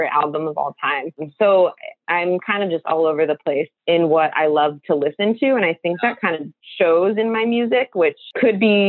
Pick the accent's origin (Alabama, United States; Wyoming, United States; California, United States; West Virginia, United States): California, United States; Seal Beach; moved away as an adult; also born or lived in San Francisco Bay Area, California; originally I'm from Seal Beach, California, which is technically in Orange County.